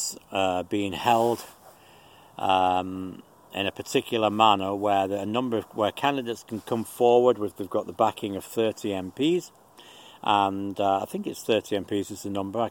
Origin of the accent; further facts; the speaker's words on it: United Kingdom; moved away